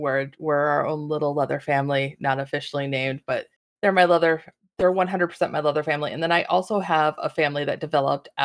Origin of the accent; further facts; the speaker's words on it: Reno, Nevada, United States; I am from Reno, Nevada